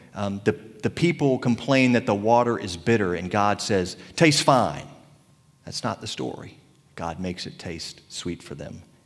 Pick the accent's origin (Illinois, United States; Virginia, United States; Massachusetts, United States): Virginia, United States; Tappahannock; accent: Tappahannock accent; moved away; I was back in my hometown of Tappahannock, Virginia